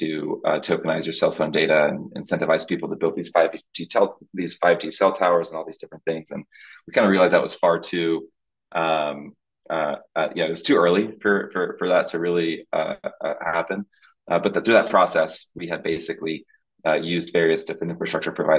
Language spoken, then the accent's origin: English; Tampa, Florida, United States; also born or lived in Dominican Republic; I was born in the Dominican Republic in the Caribbean, but from 2 years old, moved to Tampa, Florida